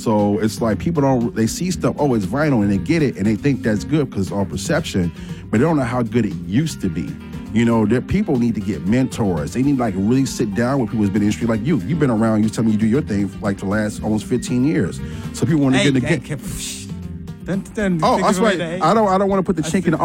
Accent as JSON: {"language": "English", "town": "Chicago", "region": "Illinois", "country": "United States", "said": "I'm from Chicago."}